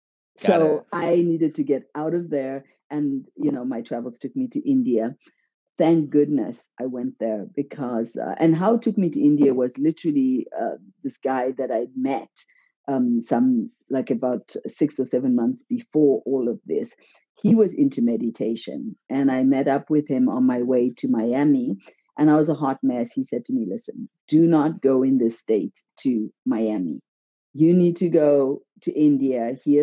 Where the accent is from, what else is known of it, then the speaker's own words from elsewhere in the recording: Zimbabwe; now in Switzerland; And yes, I'm from Zimbabwe. And yeah, how did I get from Zimbabwe to Switzerland?